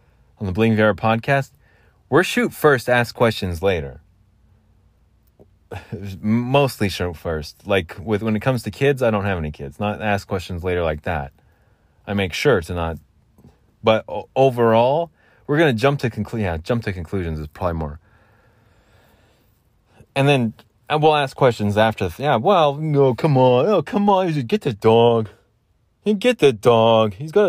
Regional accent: Southwestern United States, United States; I'm not Southern. I'm not from the South. I'm Southwestern, I guess you could say.

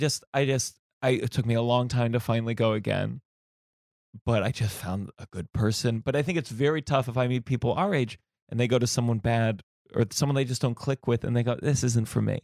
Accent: New York, United States; as a New Yorker

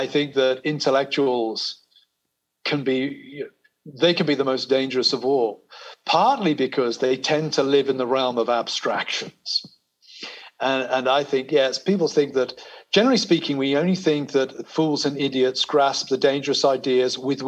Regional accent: United Kingdom; also born or lived in America; now in United States; I'm a British person living in America. My identity here is kind of negotiated between my Britishness and my Americanness.

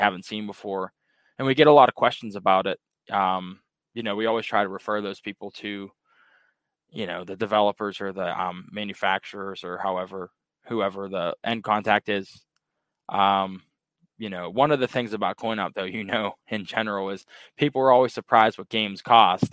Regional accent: Pittsburgh, Pennsylvania, United States; I'm actually from Pittsburgh, Pennsylvania

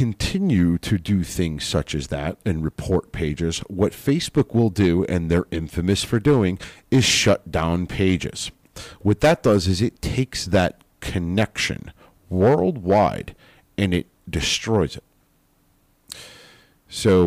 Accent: United States; as an American

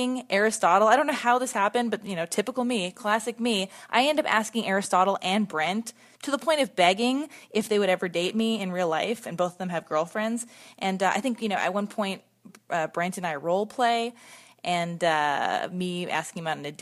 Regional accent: Los Angeles, California, United States; we both were born and raised in Los Angeles

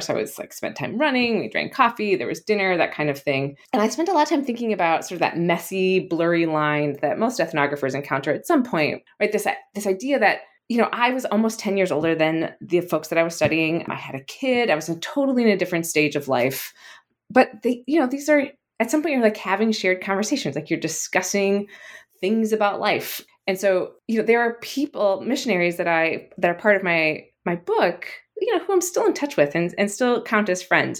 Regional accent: South Dakota, United States; now in Massachusetts, United States; I'm, I'm from South Dakota, and so I grew up in the middle of the country

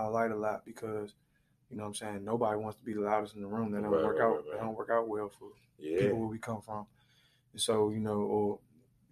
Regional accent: Washington, District of Columbia, United States; growing up where I grew up around Edgewood

